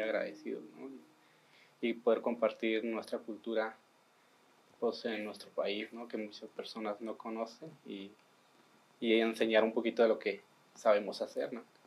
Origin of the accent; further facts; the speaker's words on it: Sierra Tarahumara, Chihuahua, Mexico; yo vengo del estado de Chihuahua, que digamos de la Sierra Tarahumara